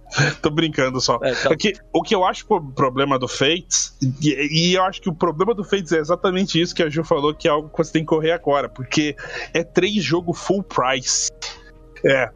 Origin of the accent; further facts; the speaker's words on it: Curitiba, Paraná, Brazil; eu sou de Curitiba